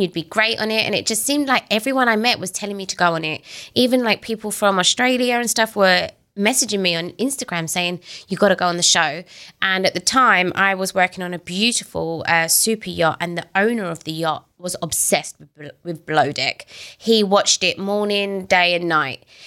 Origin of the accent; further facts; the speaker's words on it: United Kingdom; moved away; I'm British